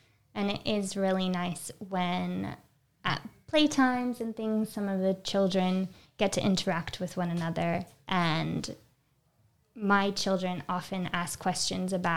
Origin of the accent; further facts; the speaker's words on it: United States; moved away; I'm American